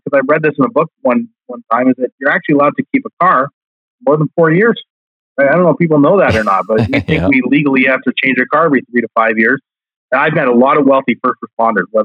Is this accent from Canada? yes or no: yes; Canada; we are Canadian.